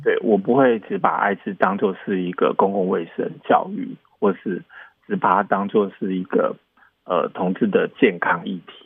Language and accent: Chinese; Taiwan; moved away as an adult; now in Taipei, Taiwan; 我以嗯。前也不是在台北长大，然后我也不是，嗯，嗯，嗯，嗯。呃，在台北念书